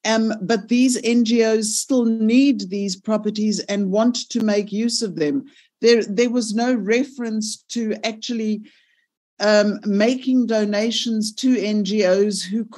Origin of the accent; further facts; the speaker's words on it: Gauteng, South Africa; I am from Gauteng